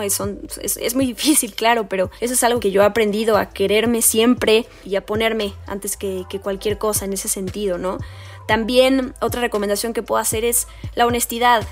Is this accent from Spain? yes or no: no; Mexico; soy mexicana